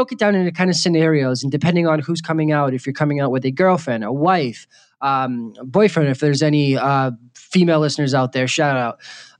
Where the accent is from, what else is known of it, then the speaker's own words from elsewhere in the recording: Boston, Massachusetts, United States; Okay, yeah, I grew up in Boston.